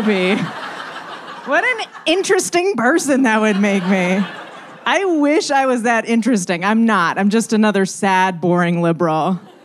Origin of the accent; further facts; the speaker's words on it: Bay Area, California, United States; accent: drawl; moved away as an adult; now in Los Angeles, United States; I'm from the Bay Area